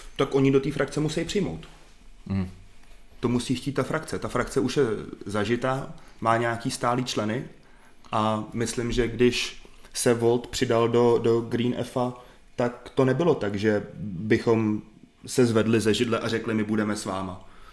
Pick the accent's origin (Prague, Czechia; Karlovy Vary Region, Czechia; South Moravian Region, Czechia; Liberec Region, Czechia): Liberec Region, Czechia; Liberec; also born or lived in Saarbrücken, Germany; jsem z Liberce